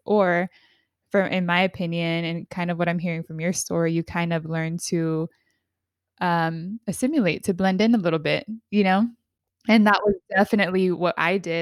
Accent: California, United States; I grew up in California, like, California through and through

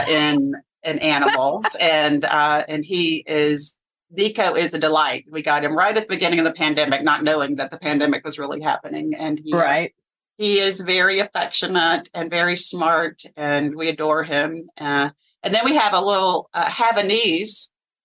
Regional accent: Alabama, United States; now in Virginia, United States; I grew up in Alabama

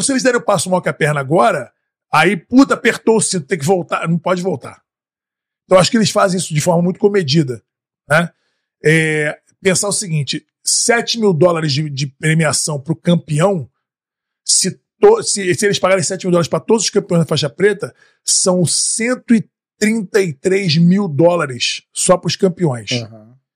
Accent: Rio de Janeiro, Brazil; now in Austin, United States; como bom carioca

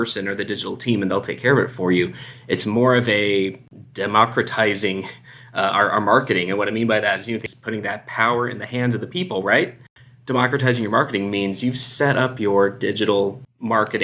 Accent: Houston, Texas, United States; accent: Texas; moved away as an adult; also born or lived in Dallas, Texas; now in Phoenix, United States; Spent all my formidable years growing up in the Houston area, and I'd been out in the Dallas area for about 8 years, but I'm currently in Phoenix, Arizona.

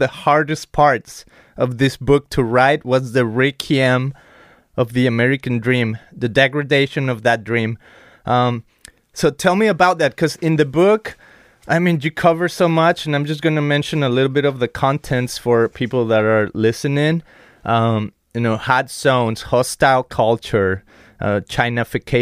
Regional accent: Guadalajara, Jalisco, Mexico; now in United States; I come from Mexico, from Guadalajara, Jalisco.

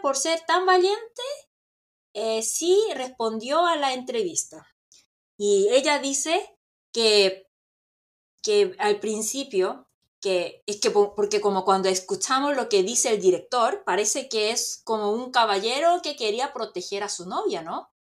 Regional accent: South Korea; Spanish is a second language; como yo estoy en Corea y como soy coreana

